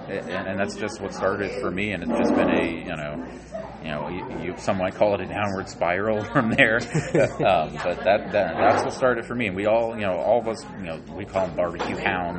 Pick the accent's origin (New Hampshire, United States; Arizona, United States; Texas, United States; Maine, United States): Texas, United States; also born or lived in New York; I was not born in Texas. I've lived here since I was 8 years old, so fairly close to a native, but no, I'm not a native. And I'll be the first to tell you, I'm a New Yorker originally.